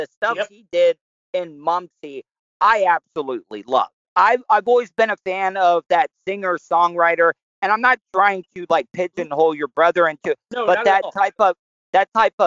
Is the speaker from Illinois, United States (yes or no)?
no; Volusia County, Florida, United States; I was born and raised in Florida in Volusia County